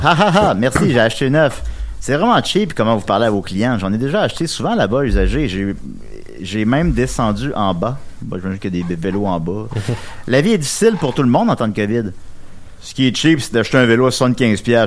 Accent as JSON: {"language": "French", "town": "Charny", "region": "Quebec", "country": "Canada", "tie": "born or raised there", "also_born_or_lived": "Saint-Pierre", "moved": "as an adult", "said": "je viens de Charny, comme vous savez peut-être. J'ai habité là de 3 à 20 ans"}